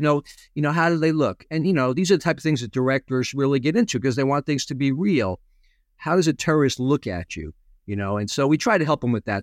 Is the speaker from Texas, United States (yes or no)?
no; Connecticut, United States; I grew up in Connecticut.